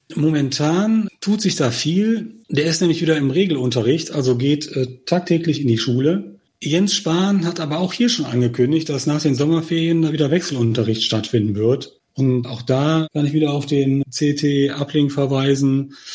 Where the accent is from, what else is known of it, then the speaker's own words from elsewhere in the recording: Germany; als Deutsche